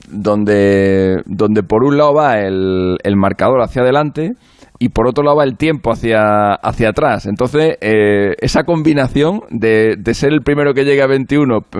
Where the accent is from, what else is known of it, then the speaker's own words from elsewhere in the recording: Spain; Pasa que Garbiñe, como es nuestra, como es española, como nos representa y tal, les prestaban más atención